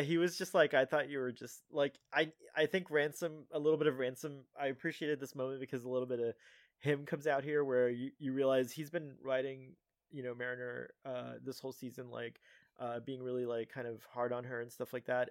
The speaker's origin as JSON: {"language": "English", "town": "Miami", "region": "Florida", "country": "United States", "said": "I was from Miami"}